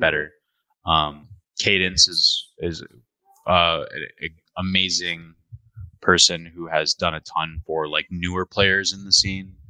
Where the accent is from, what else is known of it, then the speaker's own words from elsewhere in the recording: Midwest, United States; moved away as an adult; now in Toronto, Canada; I come from the Midwest